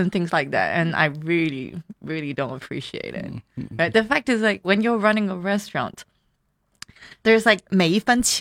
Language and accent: English; Hong Kong; moved away as an adult; also born or lived in Guangzhou; I was born in Guangzhou. That's why, where my mom from. Okay. Um, and I, I was raised in Hong Kong.